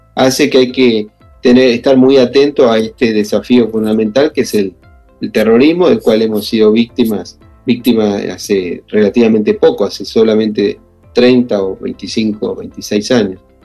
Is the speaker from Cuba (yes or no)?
no; Argentina; los argentinos hemos experimentado en carne propia